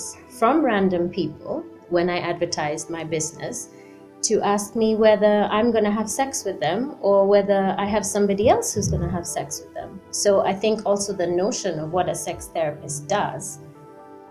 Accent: Nakuru, Nakuru County, Kenya; moved away; also born or lived in United Kingdom; I was born in Nakuru. My mom is Russian. My dad is Kenyan. And I grew up here in Kenya until I moved to the UK, and I was in the UK for about 15 years.

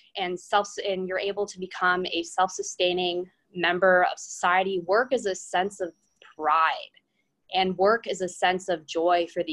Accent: London, Ontario, Canada; I'm originally from London, Ontario

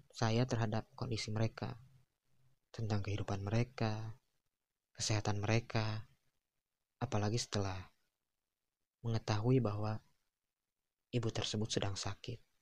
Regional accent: Tasikmalaya, West Java, Indonesia; apalagi saat dia tahu bahwa saya berasal dari Tasikmalaya. Ya, Tasikmalaya dan Ciamis adalah kota yang bertetangga.

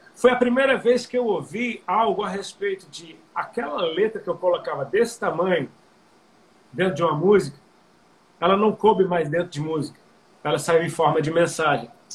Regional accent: Brazil; nós somos brasileiros

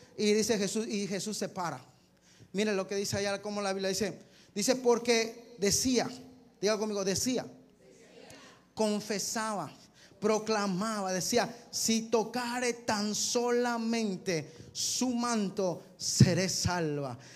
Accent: Mexico; como mexicano Señor, como un pueblo, Señor, mexicano

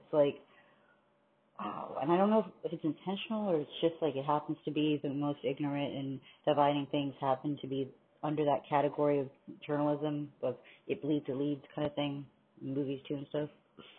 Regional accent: New York, United States; born there; And I know I was born in New York

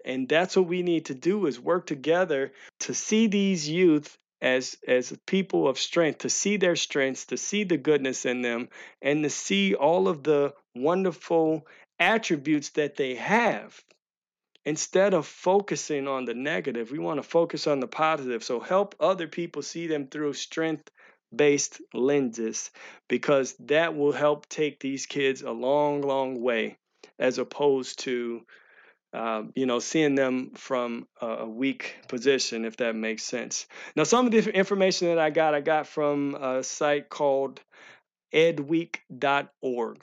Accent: St. Louis, Missouri, United States; I'm from Saint Louis

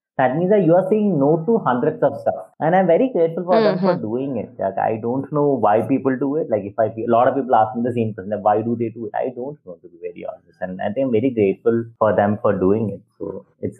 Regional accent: Thiruvananthapuram, Kerala, India; I am from Kerala in Trivandrum. So when I, till the age of 21, I had a very common, like a very common education, where I went to a Catholic school

